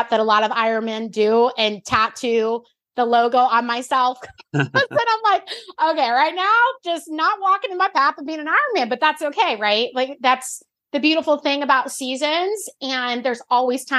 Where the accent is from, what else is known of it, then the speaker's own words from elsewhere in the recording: Florida, United States; now in the Carolinas, United States; I grew up in Florida